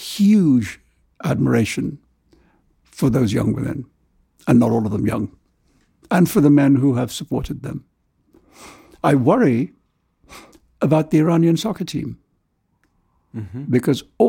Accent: India; moved away; also born or lived in London / New York; I love India in a way that you can only love the country of your birth

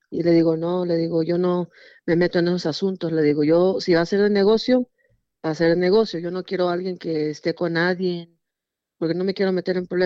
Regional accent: Mexico; pero pues soy mexicana, mis papás son de Morelia, Michoacán

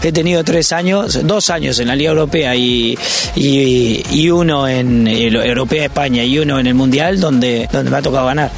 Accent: Uruguay; moved away; soy uruguayo

